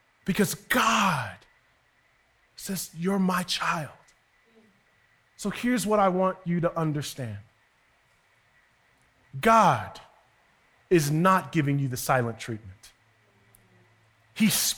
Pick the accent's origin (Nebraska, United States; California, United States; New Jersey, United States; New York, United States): New York, United States; Westchester; when you grew up in Westchester